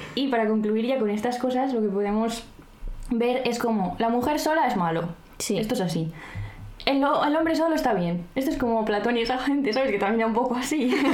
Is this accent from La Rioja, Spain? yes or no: yes; Arnedillo, La Rioja, Spain; yo soy de Arnedilla, entonces soy ratón de campo